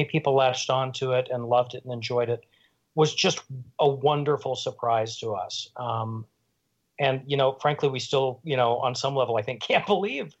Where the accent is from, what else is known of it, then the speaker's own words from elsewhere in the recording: Oklahoma, United States; moved away as an adult; now in New York, United States; we're both from Oklahoma